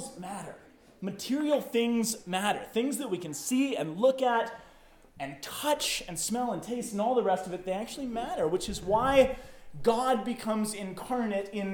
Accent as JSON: {"language": "English", "town": "Boulder", "region": "Colorado", "country": "United States", "tie": "born or raised there", "lives_now": "Louisville, United States", "said": "I grew up in Boulder. This is my hometown"}